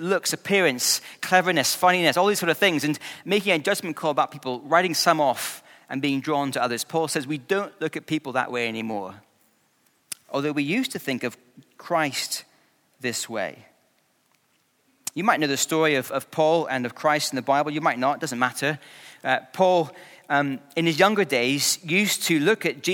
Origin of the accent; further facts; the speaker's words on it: Scotland, United Kingdom; I grew up in Scotland